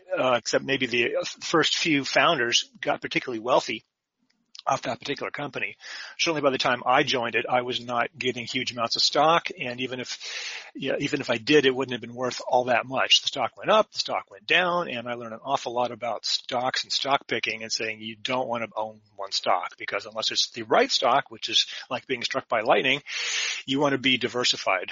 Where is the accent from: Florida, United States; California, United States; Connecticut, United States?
California, United States; Silicon Valley; I was raised in Silicon Valley